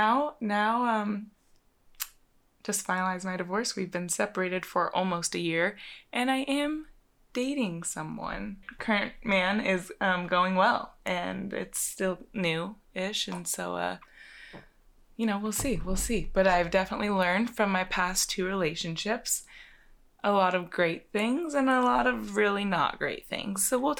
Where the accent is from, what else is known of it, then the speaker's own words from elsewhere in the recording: Austin, Texas, United States; I am 25. We are from Austin, Texas.